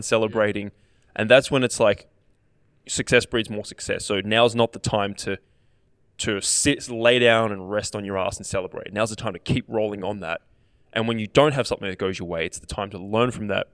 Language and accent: English; Australia; as an Australian player